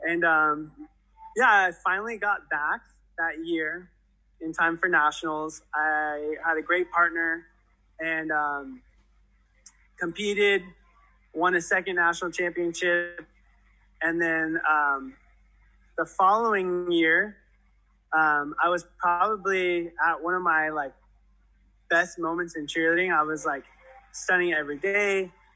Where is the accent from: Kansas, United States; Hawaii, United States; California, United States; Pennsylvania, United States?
California, United States; Antelope Valley; born or raised there